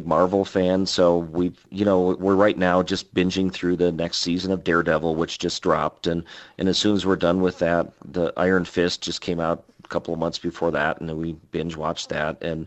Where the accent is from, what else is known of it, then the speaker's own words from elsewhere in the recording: Wisconsin, United States; moved away as an adult; that's where I was in high school, that's where I was a nerdy kid, that's where I got picked on. And you know, there's great stuff growing up in Wisconsin